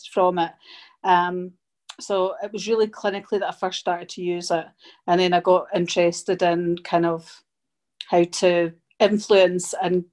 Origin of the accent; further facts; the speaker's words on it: Edinburgh, Scotland, United Kingdom; also born or lived in Germany / Glasgow; I moved to Germany when I was small and then I came back to Scotland and I've been in Scotland ever since. So I grew up in Edinburgh and then I moved to Glasgow